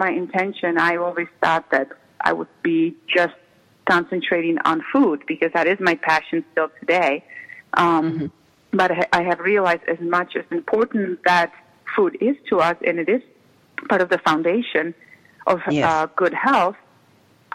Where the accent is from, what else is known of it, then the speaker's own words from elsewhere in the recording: Czechia; English is a second language; moved away as an adult; now in United States; I was raised in the former Czechoslovakia that eventually split out and ended up being Czech Republic and Slovakia. So I was born in the Czech part.